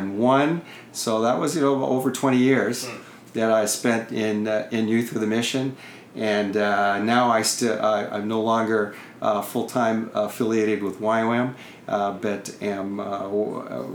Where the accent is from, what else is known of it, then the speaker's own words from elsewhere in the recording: Southern California, United States; also born or lived in Montana; I came from Southern California. So I go back down to Southern California